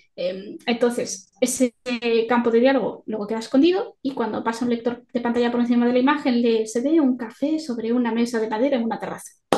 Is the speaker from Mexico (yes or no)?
no; Galicia, Spain; soy gallega